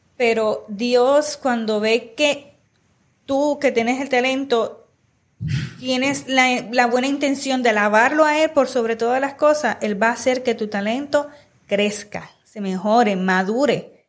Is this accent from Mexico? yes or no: no; Puerto Rico; De la misma región que somos de Puerto Rico, las tres somos de Puerto Rico